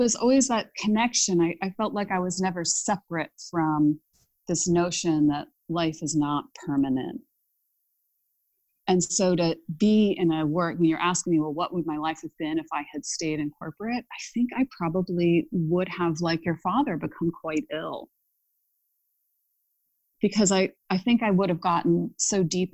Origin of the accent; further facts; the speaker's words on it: Ohio, United States; I grew up in Ohio